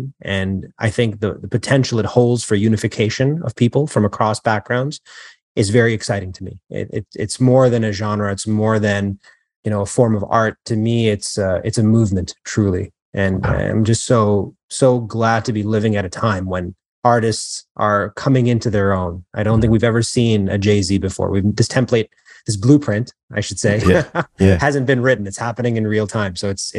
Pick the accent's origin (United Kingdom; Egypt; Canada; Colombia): Canada; moved away as an adult; also born or lived in Queens, United States; now in New York, United States; I recently transitioned from Toronto, Canada to New York, but I was actually born in New York. I was born in Queens. Mm-hmm. And then my family moved to Canada when I was, I think, 6 or 7. I spent most of my life there.